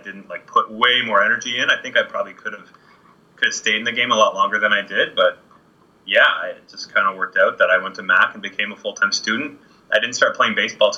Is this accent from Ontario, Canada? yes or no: yes; Kitchener, Ontario, Canada; I grew up in Kitchener-Waterloo.